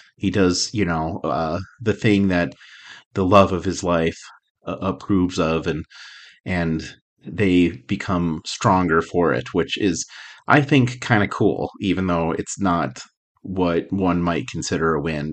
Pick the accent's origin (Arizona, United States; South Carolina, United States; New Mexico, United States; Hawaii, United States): New Mexico, United States; Albuquerque; I grew up in Albuquerque